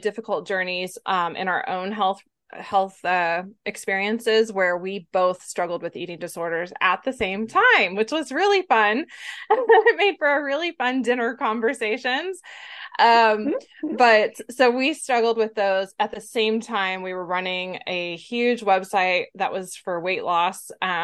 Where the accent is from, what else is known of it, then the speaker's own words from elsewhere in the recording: Texas, United States; I'm from Texas